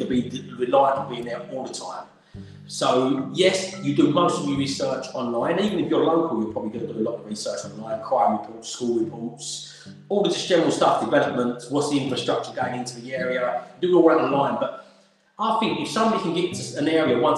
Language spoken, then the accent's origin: English; Essex, East of England, United Kingdom; also born or lived in London; I was born in London, and I'm proud of being born in the capital of the UK. It's a great city. But then from the age of six, I grew up in a little village in Essex called Avery